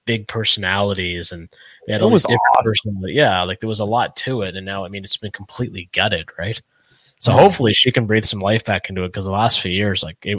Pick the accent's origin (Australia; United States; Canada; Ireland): Canada; I'm from Canada